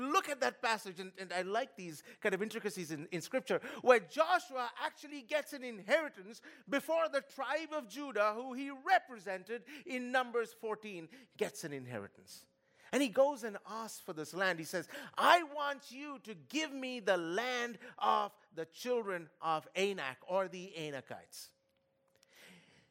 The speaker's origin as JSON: {"language": "English", "town": "Kolkata", "region": "West Bengal", "country": "India", "moved": "yes", "said": "I come from Kolkata"}